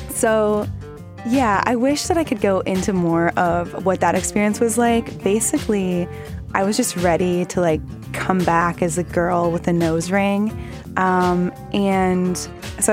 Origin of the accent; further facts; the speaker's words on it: Houston, Texas, United States; now in Los Angeles, United States; I'm from Houston